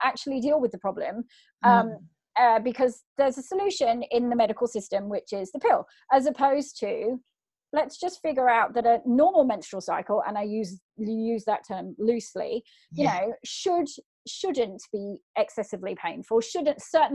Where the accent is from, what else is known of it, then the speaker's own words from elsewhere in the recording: England, United Kingdom; now in Australia; I'm from England originally